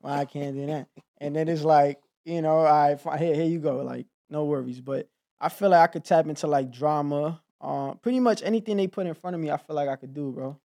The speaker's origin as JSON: {"language": "English", "town": "New York City", "region": "New York", "country": "United States", "tie": "born or raised there", "moved": "as an adult", "said": "I grew up in Harlem"}